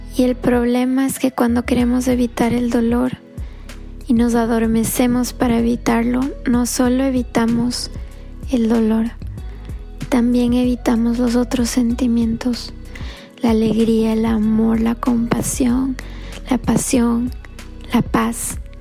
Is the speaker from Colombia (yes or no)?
no; Ecuador; now in Florida, United States; Soy del Ecuador y vivo en la Florida